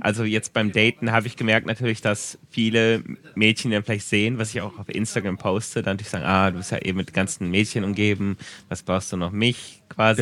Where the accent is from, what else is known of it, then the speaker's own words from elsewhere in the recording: Germany; now in Japan; für mich als Deutscher